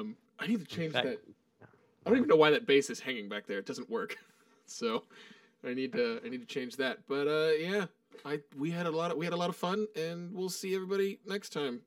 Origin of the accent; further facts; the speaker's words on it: Austin, Texas, United States; I grew up in Austin.